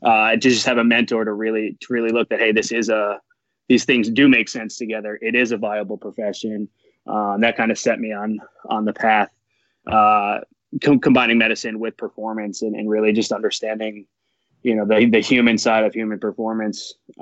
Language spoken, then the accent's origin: English; New England, United States; I'm from New England, so it was kind of, you know, starry-eyed. I was a young kid.